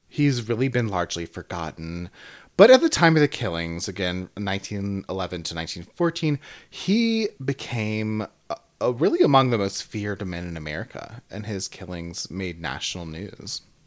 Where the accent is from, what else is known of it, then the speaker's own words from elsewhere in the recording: the South, United States; now in Atlanta, United States; I am from the South